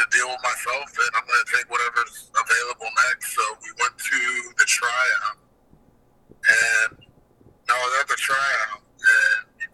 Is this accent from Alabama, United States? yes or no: no; Albuquerque, New Mexico, United States; born or raised there